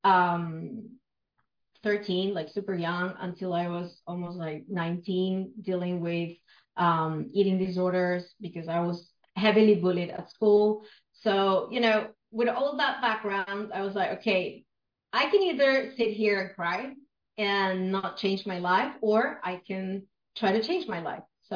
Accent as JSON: {"language": "English", "region": "Buenos Aires", "country": "Argentina", "first_language": "Spanish", "second_language": "English", "said": "I'm from Argentina, Buenos Aires in particular"}